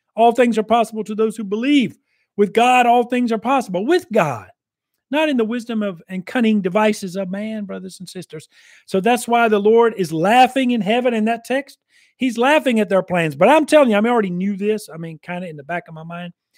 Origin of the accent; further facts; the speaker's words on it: United States; I'm an American, I'm glad to be an American and all that, I'm a veteran